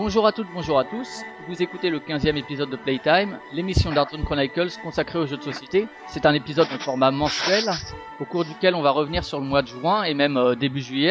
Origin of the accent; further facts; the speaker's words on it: Strasbourg, Grand Est, France; je suis de Strasbourg